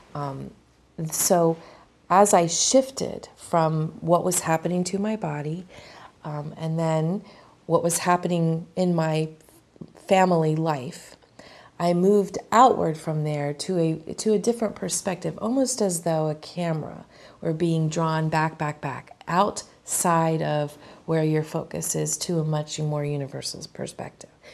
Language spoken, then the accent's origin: English; Maryland, United States; I'm from Maryland.